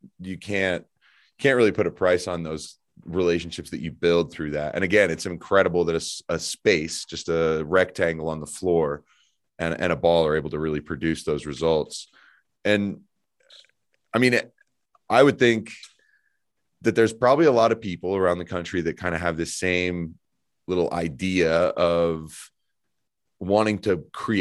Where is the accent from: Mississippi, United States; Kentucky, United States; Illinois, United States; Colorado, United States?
Colorado, United States; Evergreen; having grown up here, I grew up in Evergreen